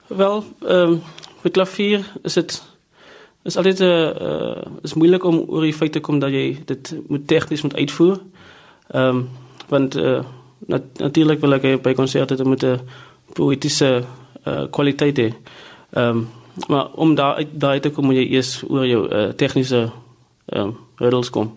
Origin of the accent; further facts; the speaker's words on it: South Africa; moved away as an adult; also born or lived in Stellenbosch / Cleveland; Ek het groot geword in Riverstal